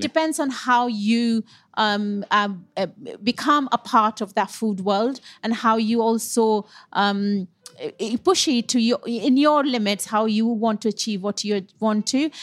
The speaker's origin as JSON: {"language": "English", "region": "West Bengal", "country": "India", "tie": "born or raised there", "also_born_or_lived": "Punjab (parents' origin)", "moved": "as an adult", "lives_now": "United Kingdom", "said": "I'm born and brought up in Bengal"}